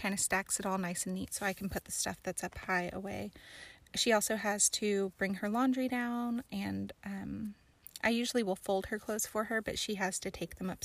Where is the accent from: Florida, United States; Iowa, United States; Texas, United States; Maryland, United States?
Florida, United States; High Springs; also born or lived in New Mexico; I was born in New Mexico, but I grew up in Florida. So north central Florida, in the middle of the state, swampland, not really, like near Gainesville, where the Gators are from, and a place called High Springs